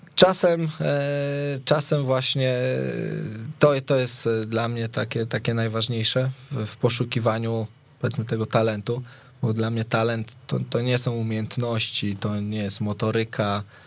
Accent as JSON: {"language": "Polish", "town": "Szczecin", "region": "West Pomeranian Voivodeship", "country": "Poland", "said": "u nas w Szczecinie"}